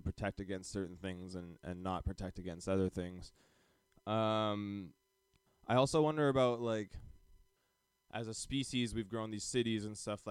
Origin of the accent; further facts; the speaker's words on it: Calgary, Alberta, Canada; we grew up in Calgary, Canada